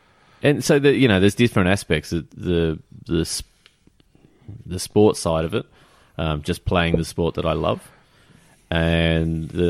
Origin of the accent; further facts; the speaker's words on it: Australia; As an Aussie